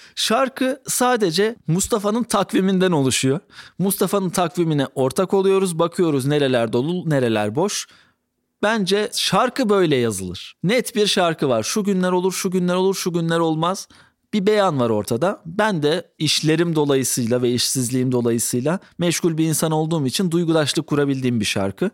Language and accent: Turkish; Black Sea Region, Turkey; Ben de Karadenizliyim